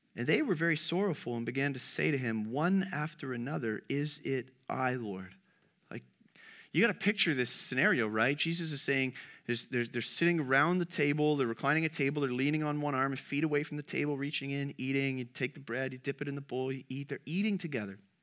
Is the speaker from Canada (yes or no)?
yes; Canada; as a Canadian